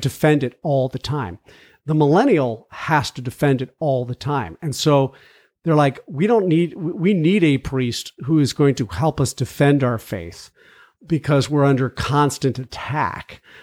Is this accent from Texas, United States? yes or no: no; McLean, Virginia, United States; moved away; I grew up in Virginia. McLean